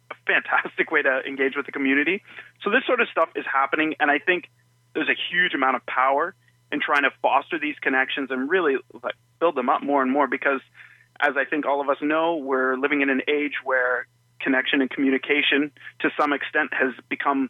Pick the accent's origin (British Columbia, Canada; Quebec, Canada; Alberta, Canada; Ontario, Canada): Ontario, Canada; Toronto; now in Hamilton, Canada; I was born in Toronto